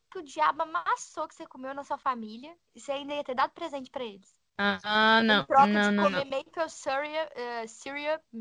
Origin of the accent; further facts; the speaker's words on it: Minas Gerais, Brazil; moved away; sou de Minas